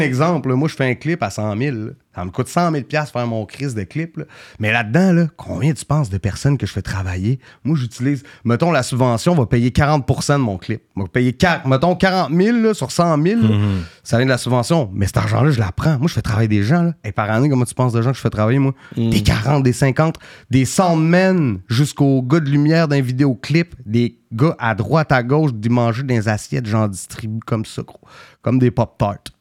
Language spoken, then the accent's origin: French; Quebec City, Quebec, Canada; d'un bloc où j'ai grandi